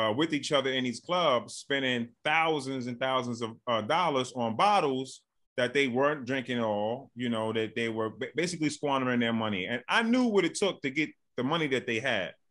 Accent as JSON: {"language": "English", "town": "New York City", "region": "New York", "country": "United States", "tie": "born or raised there", "also_born_or_lived": "Bronx, New York", "said": "born and raised in Brooklyn, New York."}